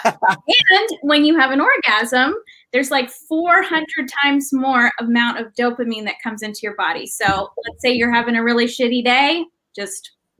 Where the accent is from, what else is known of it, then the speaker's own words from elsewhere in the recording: Papua New Guinea; moved away as an adult; So I grew up in a really conservative evangelical Christian community. I grew up in Papua New Guinea. So I was there for the first 18 years of my life.